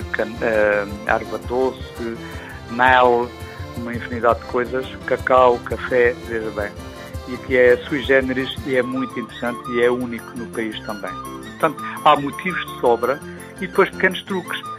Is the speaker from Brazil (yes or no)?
no; Monchique, Algarve, Portugal